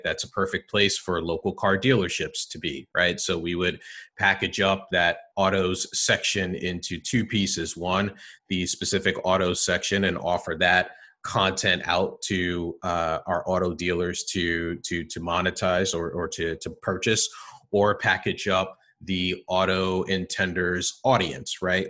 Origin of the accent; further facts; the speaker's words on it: New Jersey, United States; I'm a Jersey guy, born and raised in, in New Jersey